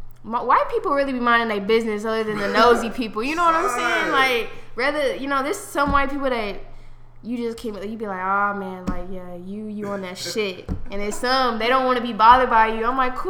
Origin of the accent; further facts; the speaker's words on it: Kansas City, United States; also born or lived in Houston; now in Dallas, United States; I'm from Kansas City